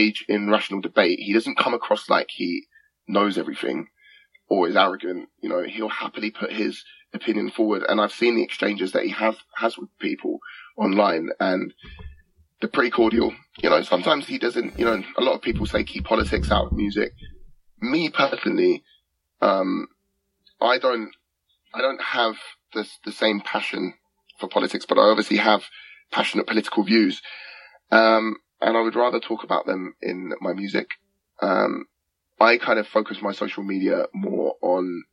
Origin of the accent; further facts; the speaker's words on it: England, United Kingdom; accent: English; I rap in an English accent. I rap in my accent